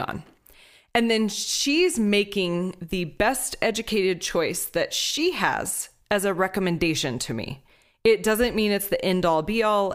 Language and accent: English; Houston, Texas, United States; Growing up in Houston